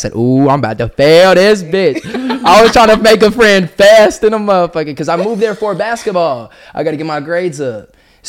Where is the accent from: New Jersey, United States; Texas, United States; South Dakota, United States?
Texas, United States; Garland; moved away as an adult; also born or lived in Dallas, Texas; now in Florida, United States; So I was born in Dallas. You know, Dallas is the main city, you know, but I was raised in Garland, Texas